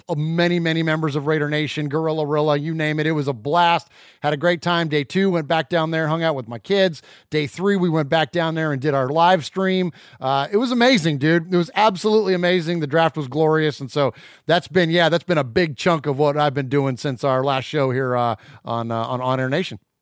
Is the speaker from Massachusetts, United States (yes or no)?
no; San Jose, California, United States; also born or lived in Middle Tennessee; now in Nashville area, Tennessee, United States; I'm originally from the Bay Area. I'm from San Jose, California. Born and raised in, uh, have since relocated to Middle Tennessee